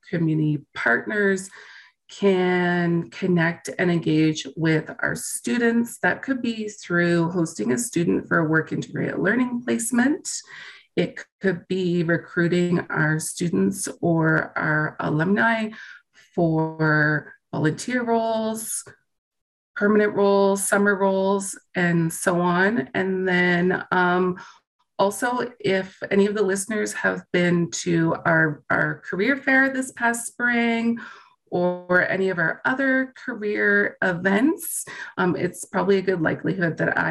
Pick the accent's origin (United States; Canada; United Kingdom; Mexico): Canada; East Coast; moved away as an adult; also born or lived in Hong Kong; now in Alberta, Canada; I'm from the East Coast